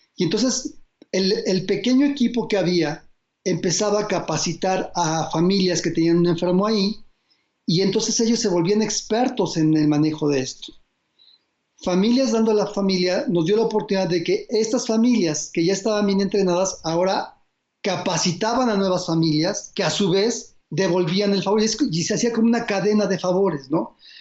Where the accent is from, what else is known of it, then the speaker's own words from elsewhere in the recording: Mexico; como mexicanos